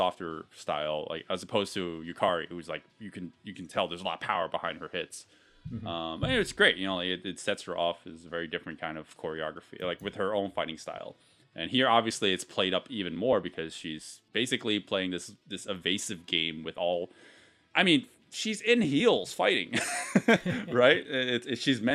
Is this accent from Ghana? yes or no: no; United States; we grew up with that in the States